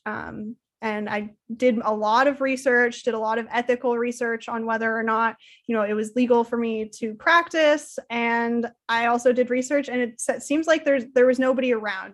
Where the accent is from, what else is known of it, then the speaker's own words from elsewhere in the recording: Salem, Oregon, United States; also born or lived in Portland, Oregon; I was born and raised in Salem, Oregon